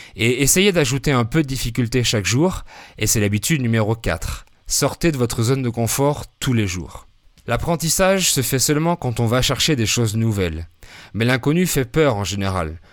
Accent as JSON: {"language": "French", "country": "France", "moved": "yes", "lives_now": "Querétaro, Mexico", "said": "Je suis français, polyglotte"}